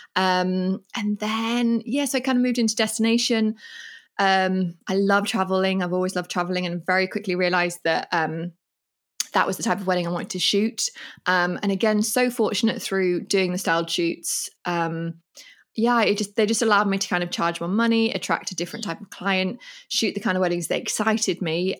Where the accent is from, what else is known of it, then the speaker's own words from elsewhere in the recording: England, United Kingdom; moved away as an adult; now in Mallorca, Spain; I'm from England and I love England in a million ways